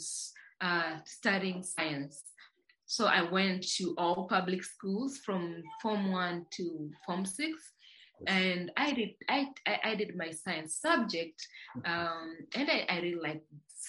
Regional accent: Dodoma, Tanzania; now in Dar es Salaam, Tanzania; I was born and raised in Tanzania in a region called Dodoma

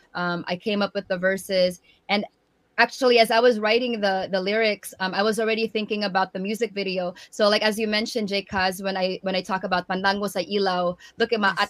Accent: San Francisco Bay Area, California, United States; also born or lived in Tacloban, Philippines; before my family moved um, from tacloban to the san francisco bay area

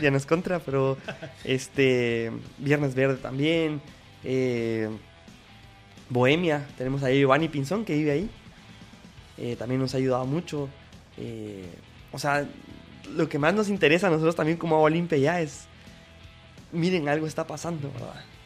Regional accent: Guatemala; nosotros también pues eh, como guatemaltecos

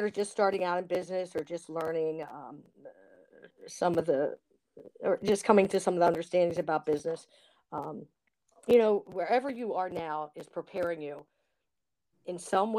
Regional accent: Baltimore, Maryland, United States; I'm a Baltimorean, I get to sell crab cakes in my state

